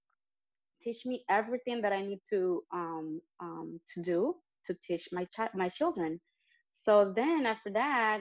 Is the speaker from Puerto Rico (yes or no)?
yes; San Juan, Puerto Rico; moved away as an adult; also born or lived in Carolina, Puerto Rico / Toluca; now in North Carolina, United States; I was born and raised in Puerto Rico, in San Juan, and then I moved to Carolina, and then I moved to Toluca when I got married.